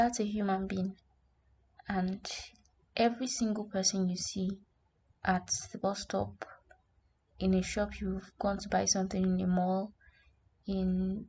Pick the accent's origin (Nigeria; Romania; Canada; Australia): Nigeria